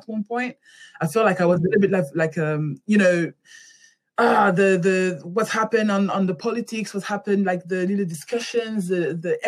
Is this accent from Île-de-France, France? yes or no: no; Rennes, Brittany, France; English is a second language; moved away as an adult; also born or lived in United States; now in London, United Kingdom; I was born and raised in Rennes